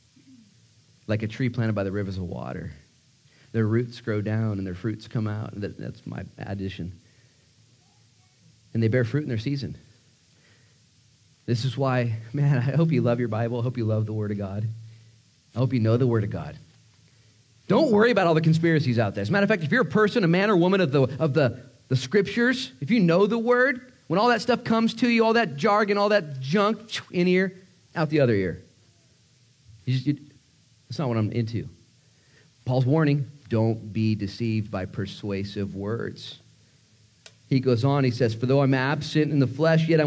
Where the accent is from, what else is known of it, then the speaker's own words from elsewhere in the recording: United States; an American pastor